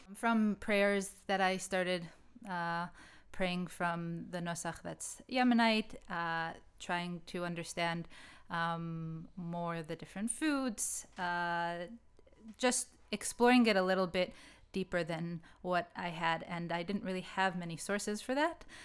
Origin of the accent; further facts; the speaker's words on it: United States; When I grew up in the States, I grew up only in Ashkenazi schools